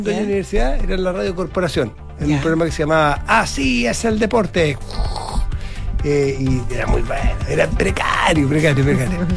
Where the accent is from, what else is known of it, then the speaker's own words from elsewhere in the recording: San Felipe, Valparaíso, Chile; Yo vengo de San Felipe, mi tierra.